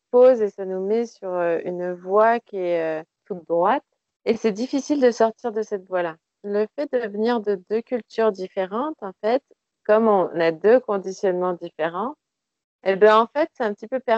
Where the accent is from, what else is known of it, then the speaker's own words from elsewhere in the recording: France; quelle que soit la manière dont je suis traitée ici, je suis française.